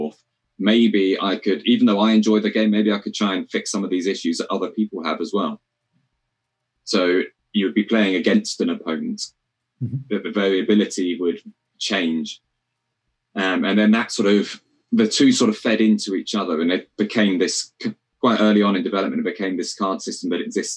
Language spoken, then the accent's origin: English; Cornwall, South West England, United Kingdom; moved away; I'm from Cornwall originally